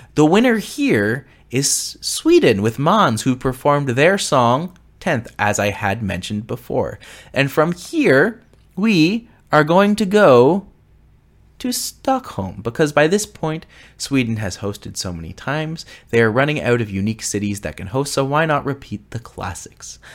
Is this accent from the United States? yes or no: no; Canada; I am a Canadian